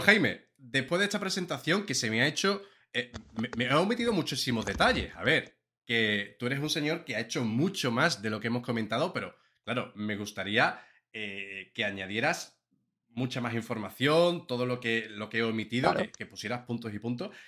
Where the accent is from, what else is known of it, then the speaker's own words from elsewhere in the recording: Seville, Andalusia, Spain; ser sevillano